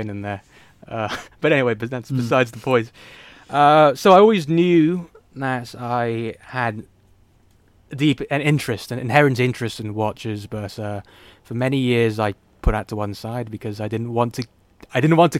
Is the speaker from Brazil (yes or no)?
no; Hong Kong; accent: British; I grew up in Hong Kong